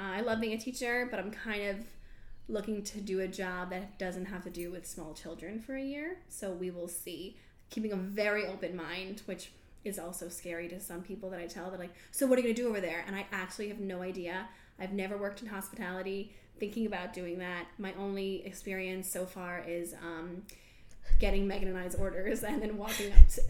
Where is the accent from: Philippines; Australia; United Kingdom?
Australia; I'm an Aussie.